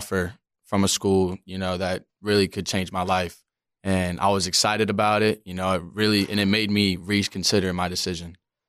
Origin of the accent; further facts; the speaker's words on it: Maryland, United States; I come from Maryland, haven't lived in Florida my whole life